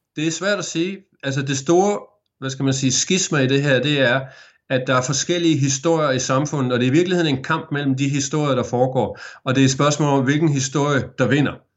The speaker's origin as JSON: {"language": "Danish", "town": "Aarhus", "region": "Central Denmark Region", "country": "Denmark", "tie": "born or raised there", "moved": "as an adult", "lives_now": "Geelong, Australia", "said": "da jeg voksede op i Aarhus"}